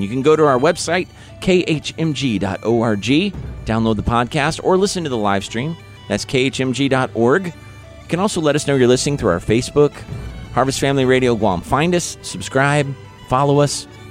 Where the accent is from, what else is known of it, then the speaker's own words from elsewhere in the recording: Independence, Missouri, United States; Good old President Harry S. Truman from my hometown